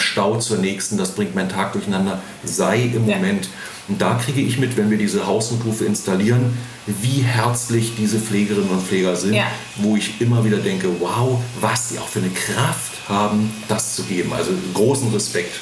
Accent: Spreewald, Brandenburg, Germany; bin ich gebürtig aus dem Spreewald, mhm. südlich von Berlin, mhm. auf dem Dorf.

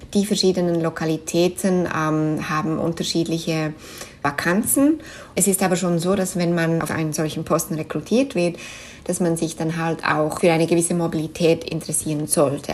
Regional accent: Switzerland; first language Swiss German; German is a second language; moved away as an adult; now in New York, United States; Schweizerisch ist natürlich meine Muttersprache, wo ich aufgewachsen bin

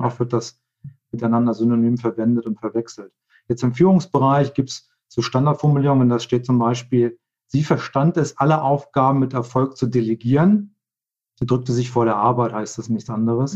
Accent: Hildesheim, Lower Saxony, Germany; moved away as an adult; now in Switzerland; gebürtiger Deutscher. Eigentlich komme aus, aus äh, Hildesheim bei Hannover

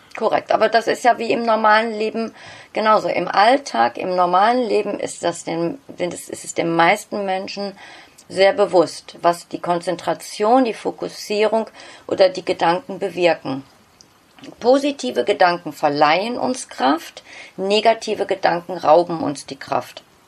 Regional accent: Bottrop, North Rhine-Westphalia, Germany; first language German; ich bin angesiedelt in Nordrhein-Westfalen, genauer gesagt im Ruhrpott in Bottrop. Okay. Dort ist mein, mein Heimatort

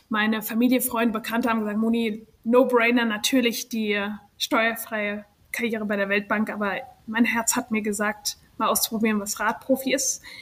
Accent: Germany; moved away as an adult; now in United States; also ich bin ursprünglich aus Deutschland, bin aber nach dem Abitur in die USA gezogen.

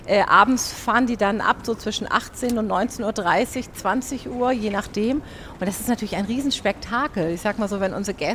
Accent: Hamburg, Germany; weil wir sind Hamburger

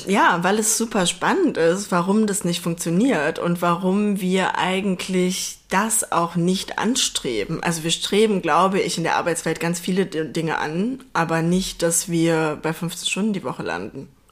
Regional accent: near Duisburg, North Rhine-Westphalia, Germany; ich komme aus, aus der Nähe von Duisburg

